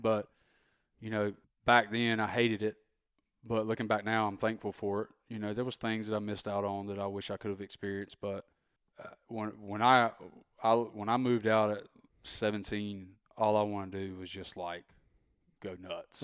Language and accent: English; Rocky Mount, North Carolina, United States; accent: super thick Southern